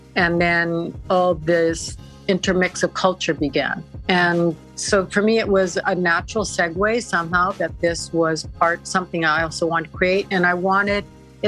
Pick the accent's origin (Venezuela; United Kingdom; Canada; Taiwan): Canada; Vancouver, British Columbia; moved away as an adult; also born or lived in Arizona; I'm from Vancouver